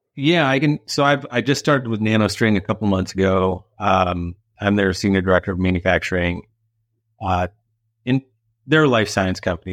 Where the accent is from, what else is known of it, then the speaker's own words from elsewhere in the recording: Illinois, United States; back in my hometown in Illinois